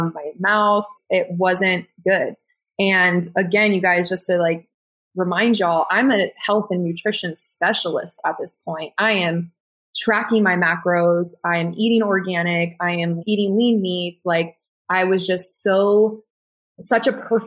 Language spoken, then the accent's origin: English; Texas, United States; I'm Mexican German from Texas, grew up with a bodybuilder mentality